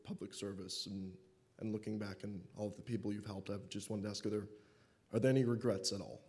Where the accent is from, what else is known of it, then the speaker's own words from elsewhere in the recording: Belvidere, Illinois, United States; moved away; I'm from Belvedere, Illinois